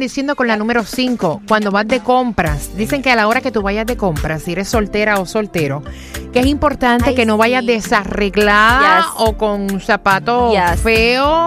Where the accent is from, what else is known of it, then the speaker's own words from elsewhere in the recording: Mexico; yo soy mexicana y conocí a mi esposo en Cuba hace 18 años